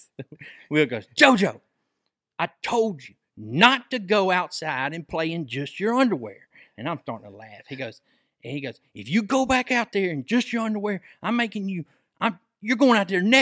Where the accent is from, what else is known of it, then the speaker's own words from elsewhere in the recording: Mississippi Delta, United States; I'm from the Delta, man.